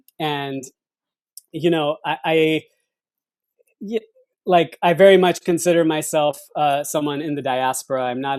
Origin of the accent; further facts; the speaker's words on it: United States; as a Sikh, right? So growing up in this country with those identities